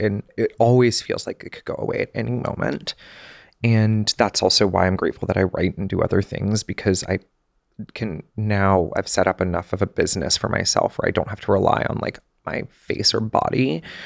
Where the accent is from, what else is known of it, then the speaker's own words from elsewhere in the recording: Georgia, United States; moved away as an adult; also born or lived in Connecticut / New York City; growing up in Georgia